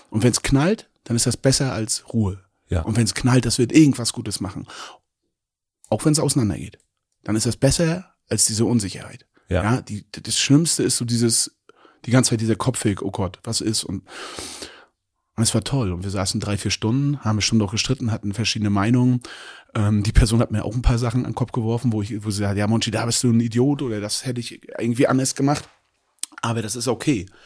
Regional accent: Mecklenburg-Vorpommern, Germany; Ich komme aus Mecklenburg-Vorpommern, ja, und lebe dort extrem gerne.

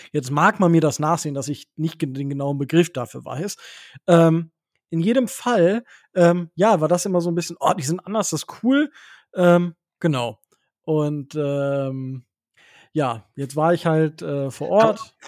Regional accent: Osnabrück, Lower Saxony, Germany; ich komme ja aus Osnabrück

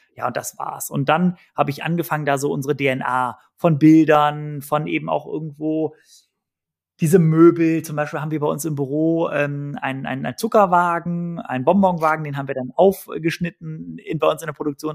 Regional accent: Cologne, North Rhine-Westphalia, Germany; Ich bin als Kölsche Frohnatur geboren worden

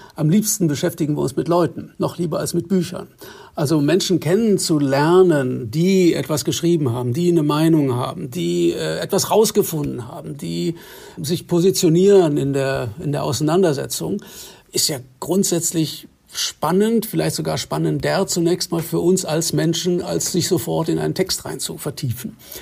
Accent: West Germany, Germany; als äh, Westdeutscher

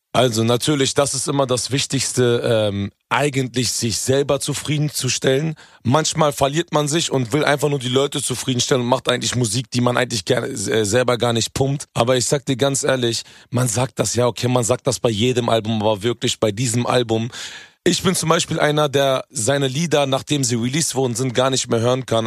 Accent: Hanover, Lower Saxony, Germany; ich komme ja ursprünglich aus Hannover.

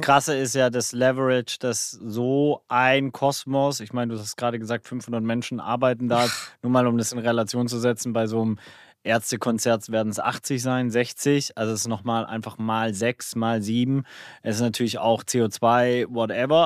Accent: Swabia, Baden-Württemberg, Germany; Ich als Schwabe

